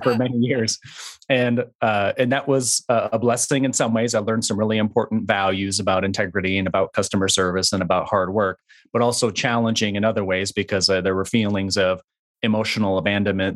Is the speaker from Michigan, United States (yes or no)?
yes; West Michigan, United States; I was raised in West Michigan, uh, and so the first, uh, twenty-three years of my life were spent in a very small town in West Michigan.